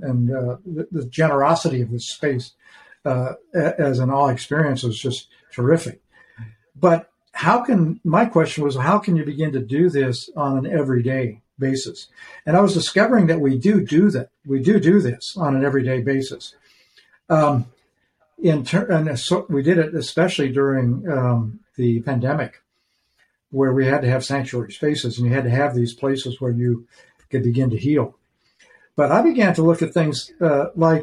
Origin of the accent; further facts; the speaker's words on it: Idaho, United States; I grew up in Idaho.